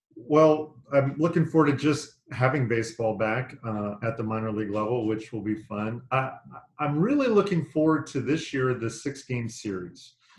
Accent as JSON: {"language": "English", "region": "Northern California", "country": "United States", "tie": "born or raised there", "moved": "yes", "said": "I grew up in Northern California."}